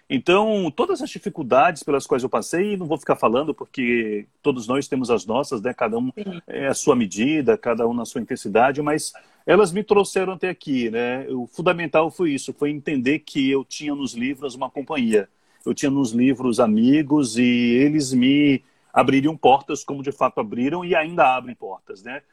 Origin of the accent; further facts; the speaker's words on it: Serrinha, Bahia, Brazil; also born or lived in Feira de Santana / Vitória da Conquista; now in Salvador, Brazil; Eu sou de Serrinha, morei uhum. em Feira, morei em Conquista, mas é, eu penso em casa, eu penso em Salvador